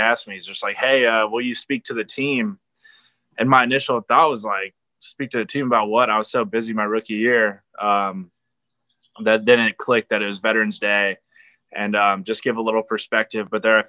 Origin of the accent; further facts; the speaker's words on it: San Diego, California, United States; You know, I'm coming from San Diego and military family, like there's always a goal of mine to go to the Naval Academy.